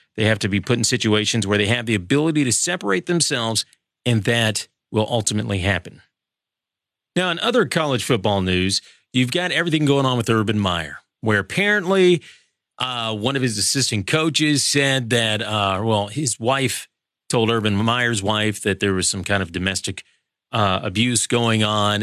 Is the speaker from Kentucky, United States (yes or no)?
yes; Kentucky, United States; Kentucky, yeah, I'm from Kentucky, I know, good for basketball, not so great for football